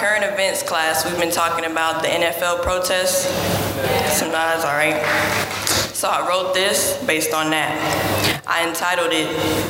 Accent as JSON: {"language": "English", "town": "Goldsboro", "region": "North Carolina", "country": "United States", "said": "Goldsboro. Near Raleigh."}